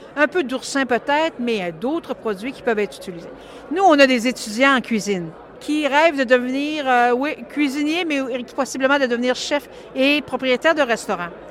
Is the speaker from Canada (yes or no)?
yes; Kamouraska, Quebec, Canada; moi, je suis du Kamouraska